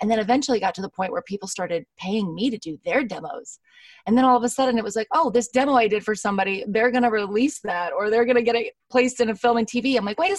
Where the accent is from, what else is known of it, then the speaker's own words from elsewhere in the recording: Los Angeles, California, United States; I am from Los Angeles, California.